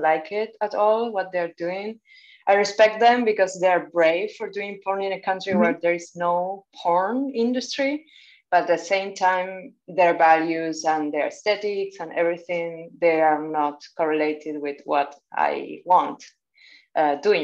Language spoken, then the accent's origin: English; Buenos Aires, Argentina; now in Barcelona, Spain; I am from Argentina, but based in Barcelona.